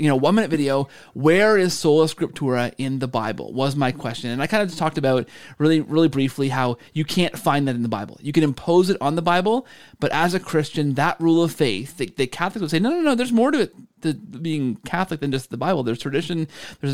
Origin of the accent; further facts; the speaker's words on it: Canada; I'm Canadian